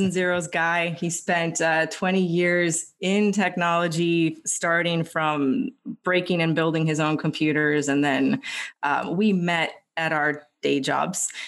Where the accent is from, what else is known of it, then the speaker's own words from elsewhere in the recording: Los Angeles, California, United States; moved away as an adult; now in Philadelphia, United States; I'm originally from Los Angeles